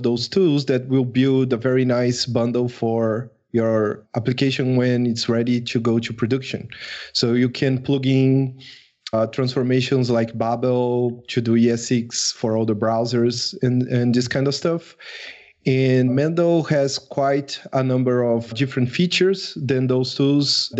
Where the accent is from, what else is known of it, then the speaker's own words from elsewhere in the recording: Brazil; I am from Brazil